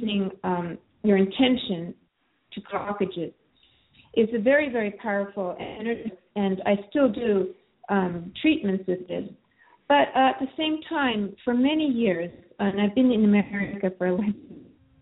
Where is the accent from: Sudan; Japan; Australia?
Japan; now in United States; I grew up being kind of very weak and going in and out of hospital. And especially in Japan, I'm Japanese American